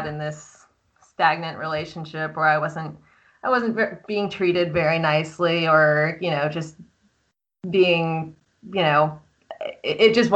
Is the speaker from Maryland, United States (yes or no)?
yes; Columbia, Maryland, United States; moved away as an adult; also born or lived in Washington, D.C. / North Carolina / Virginia / Boston; now in Austin, United States; I am Columbia, Maryland, born and raised